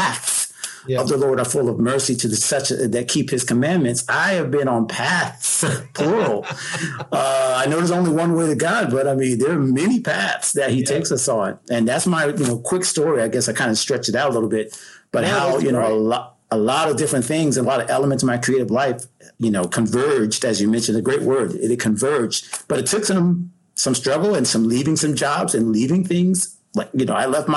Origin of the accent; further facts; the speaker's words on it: Pensacola, Florida, United States; growing up in Pensacola, Florida, Panhandle, my parents, Georgia and South, you know, so I've always been a Southern boy